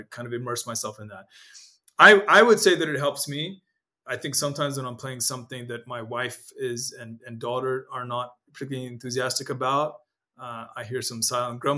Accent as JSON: {"language": "English", "region": "Nairobi", "country": "Kenya", "tie": "born or raised there", "also_born_or_lived": "Ethiopia / Eritrea (ancestry) / United States", "first_language": "Amharic", "second_language": "English", "moved": "as an adult", "said": "The house I grew up in Nairobi, Kenya, in an area called Lavington"}